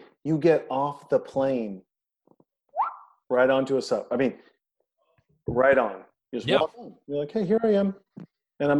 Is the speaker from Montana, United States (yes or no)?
yes; Montana, United States; moved away; also born or lived in Seattle; I grew up in Montana, obviously, a very diverse community